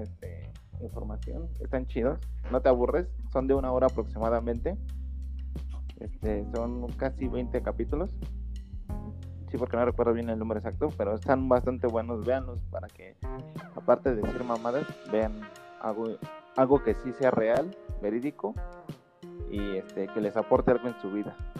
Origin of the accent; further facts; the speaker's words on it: Mexico City, Mexico; soy de Tláhuac